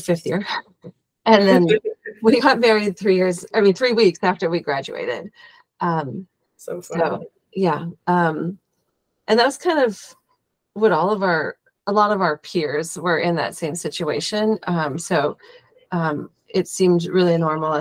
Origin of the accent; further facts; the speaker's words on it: St. Paul, Minnesota, United States; I grew up here in St. Paul, Minnesota